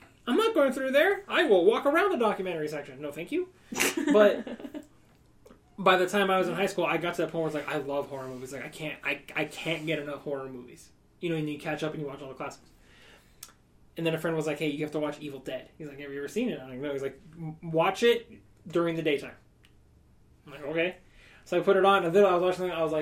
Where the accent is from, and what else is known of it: New Mexico, United States